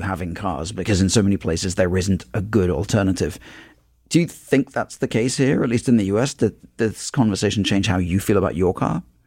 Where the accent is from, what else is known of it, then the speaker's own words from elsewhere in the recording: London, United Kingdom; moved away as an adult; now in United States; I grew up in London, which is a city a lot like New York